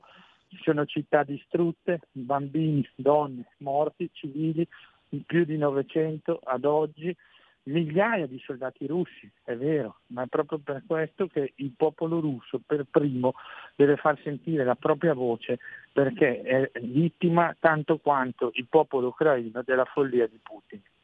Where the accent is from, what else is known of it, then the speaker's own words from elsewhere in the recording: Brescia, Lombardy, Italy; sono innamorato della mia terra, Brescia, la Lombardia, il lago di Garda